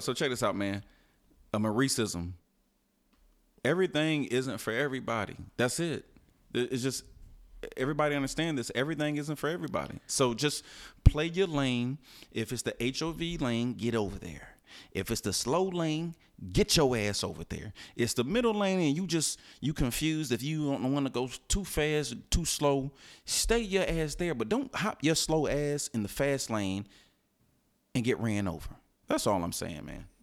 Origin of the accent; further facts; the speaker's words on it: Houston, Texas, United States; I'm from Houston